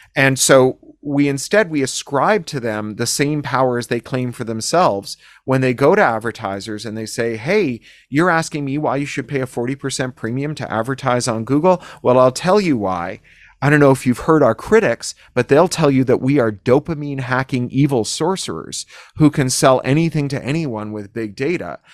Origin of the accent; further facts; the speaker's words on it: Toronto, Ontario, Canada; moved away as an adult; now in United States; my hometown in Toronto